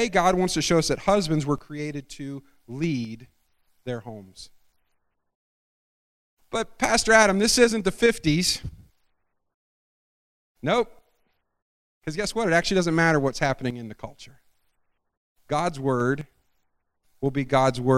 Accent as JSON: {"language": "English", "region": "Scotland", "country": "United Kingdom", "said": "I'm Scottish"}